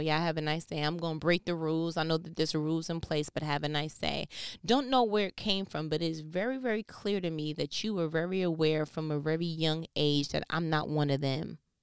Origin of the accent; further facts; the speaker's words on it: New York, United States; I'm from New York